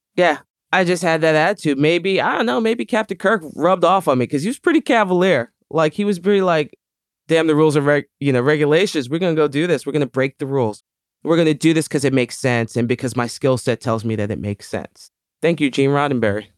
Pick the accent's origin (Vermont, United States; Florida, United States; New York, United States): New York, United States; New York City; I was, uh, born and raised in the Bronx, New York